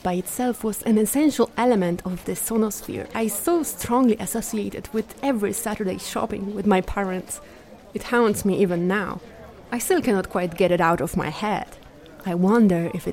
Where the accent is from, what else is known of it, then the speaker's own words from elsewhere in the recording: Bielsko-Biała, Silesian Voivodeship, Poland; my hometown, Bielsko-Biała.